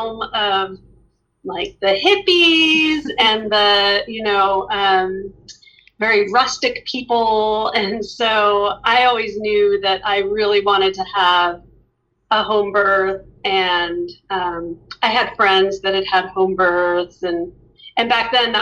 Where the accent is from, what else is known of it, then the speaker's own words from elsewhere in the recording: Albuquerque, New Mexico, United States; moved away; I grew up in Albuquerque, New Mexico